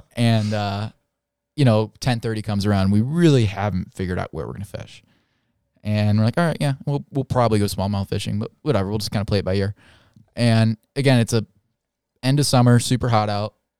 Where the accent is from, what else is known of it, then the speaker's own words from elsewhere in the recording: Indiana, United States; moved away as an adult; I'm from Indiana. Uh, grew up fly fishing for smallmouth bass on all of our beautiful farm runoff rinner, rivers